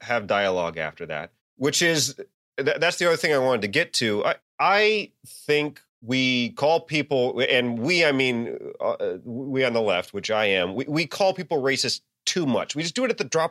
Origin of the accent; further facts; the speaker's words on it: the South, United States; I'm from the South